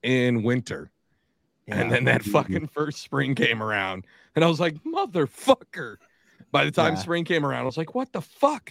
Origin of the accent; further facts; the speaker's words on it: Tacoma, Washington, United States; moved away as an adult; also born or lived in Atlantic City, New Jersey / California / Philadelphia; now in South Jersey, United States; I'm originally from a suburb of Seattle. Tacoma, Washington is where I'm from.